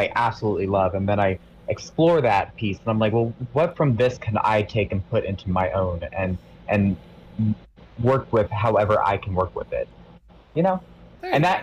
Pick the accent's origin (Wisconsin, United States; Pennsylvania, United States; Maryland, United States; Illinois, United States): Maryland, United States; Eastern Shore of; I'm from the East Coast of Maryland